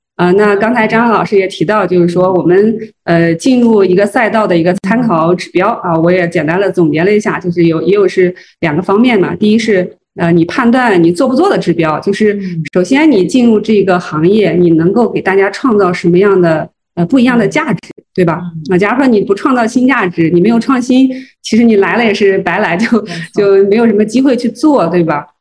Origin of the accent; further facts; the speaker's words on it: Zhengzhou, Henan, China; 我是郑州人